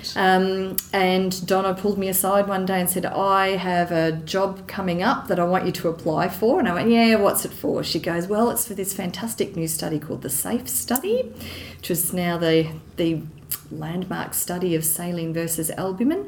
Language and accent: English; Geelong, Victoria, Australia; I'm originally from Geelong in Victoria.